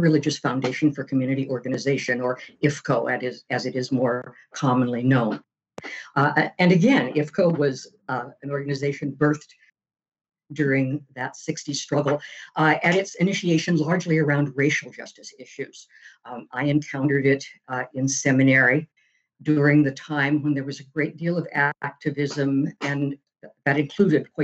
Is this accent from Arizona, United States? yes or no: yes; Phoenix, Arizona, United States; moved away as an adult; also born or lived in New York City; I came from Phoenix, Arizona